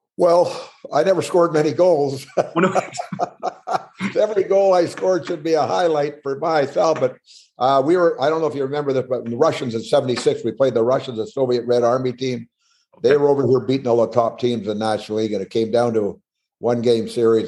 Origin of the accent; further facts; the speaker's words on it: Smithers, British Columbia, Canada; I grew up in Smithers, up northern British Columbia